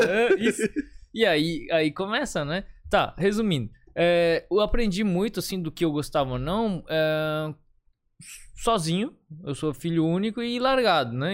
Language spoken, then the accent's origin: Portuguese; Florianópolis, Santa Catarina, Brazil; eu nasci em Florianópolis.